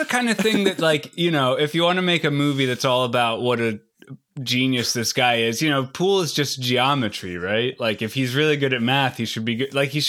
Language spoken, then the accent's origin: English; Washington, District of Columbia, United States; also born or lived in Maryland; I grew up around DC. I'm in Maryland.